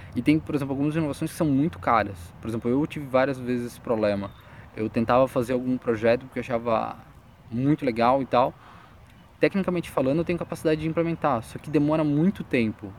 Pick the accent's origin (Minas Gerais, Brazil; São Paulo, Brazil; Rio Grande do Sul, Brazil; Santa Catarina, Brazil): Santa Catarina, Brazil; Joinville; sou de Joinville, Santa Catarina